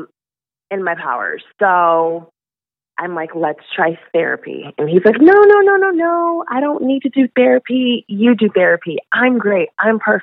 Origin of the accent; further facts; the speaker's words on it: Michigan, United States; moved away as an adult; now in California, United States; I'm originally from Michigan